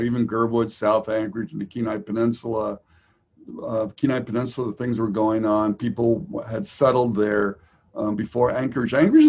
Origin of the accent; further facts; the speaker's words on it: Vienna, Austria; also born or lived in United States; now in Alaska, United States; I was a United Nations brat, so I grew up actually in Vienna, Austria, although I was born in the United States. So I moved around for a while